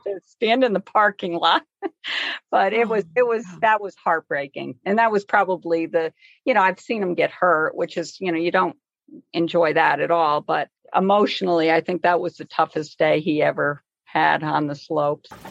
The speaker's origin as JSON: {"language": "English", "town": "Scotia", "region": "New York", "country": "United States", "tie": "born or raised there", "lives_now": "Lake Placid, United States", "said": "I grew up in Scotia, New York."}